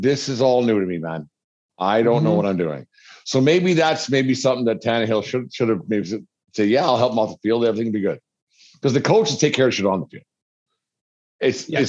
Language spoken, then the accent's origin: English; Canada; I'm from Canada